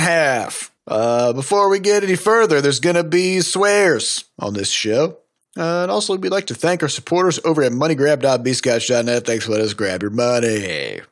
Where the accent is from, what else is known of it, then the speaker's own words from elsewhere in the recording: United States; I'm an American